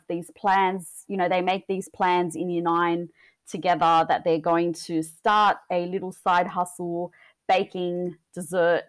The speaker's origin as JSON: {"language": "English", "country": "Australia", "tie": "born or raised there", "said": "I was born and raised in Australia"}